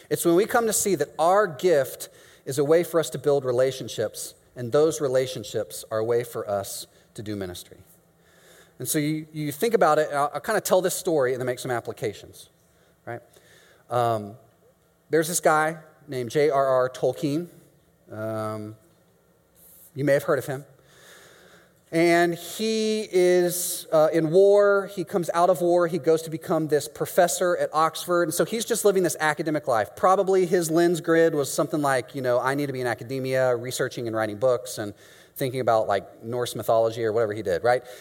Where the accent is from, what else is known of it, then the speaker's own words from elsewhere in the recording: Mexico; moved away as an adult; now in Chicago, United States; yes, I'm from Mexico.